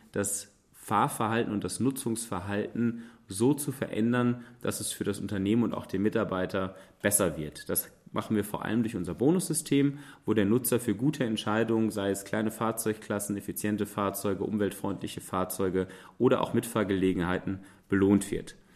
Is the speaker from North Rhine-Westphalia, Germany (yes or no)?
yes; Münster, North Rhine-Westphalia, Germany; Tja, ich selber würde mich als Münsteraner als Mobilitätsrebellen bezeichnen.